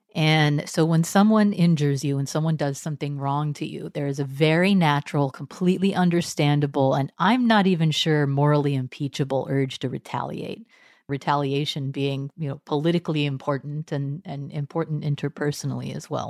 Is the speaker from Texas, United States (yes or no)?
yes; Texas, United States; moved away; also born or lived in Cambridge; I was raised Methodist in Texas